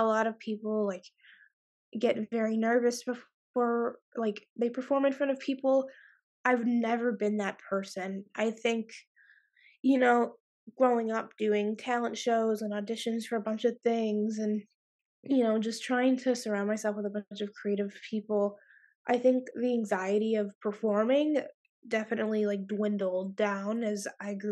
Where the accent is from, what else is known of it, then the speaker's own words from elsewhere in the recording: Cleveland, Ohio, United States; also born or lived in Columbus, Ohio; I'm from Cleveland, Ohio, but I attend school in Columbus